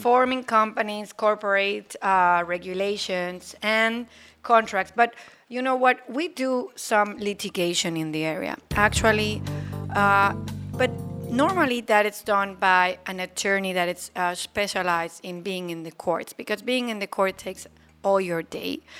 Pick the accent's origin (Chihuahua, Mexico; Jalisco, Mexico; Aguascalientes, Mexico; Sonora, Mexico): Aguascalientes, Mexico; also born or lived in Cancun; now in Playa del Carmen, Mexico; I was born in a state called Aguascalientes